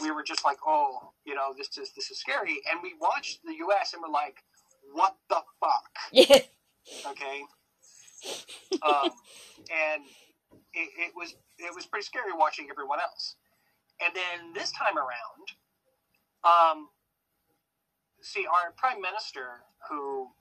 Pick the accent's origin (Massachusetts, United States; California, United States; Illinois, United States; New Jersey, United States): California, United States; Sacramento; moved away as an adult; now in Australia; No Australian accent. I'm actually from Sacramento